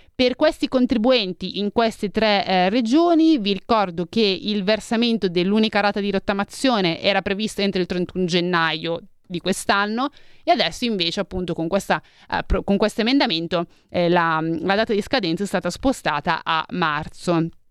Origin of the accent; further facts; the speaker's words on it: Milan, Lombardy, Italy; sono di Milano